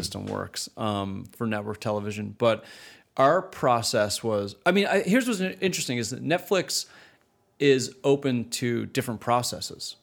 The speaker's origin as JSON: {"language": "English", "country": "Canada", "tie": "born or raised there", "moved": "as an adult", "said": "growing up in Canada, starting my career in Canada"}